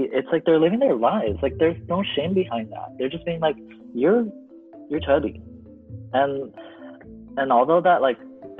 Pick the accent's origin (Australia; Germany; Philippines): Philippines; as like a Filipino kid who's like given every party the chance to sing at a karaoke